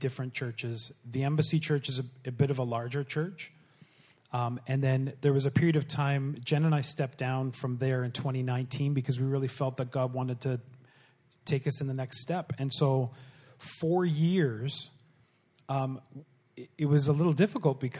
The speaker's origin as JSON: {"language": "English", "town": "Pembroke", "region": "Ontario", "country": "Canada", "tie": "born or raised there", "also_born_or_lived": "Bowmanville", "moved": "yes", "said": "I grew up in Pembroke"}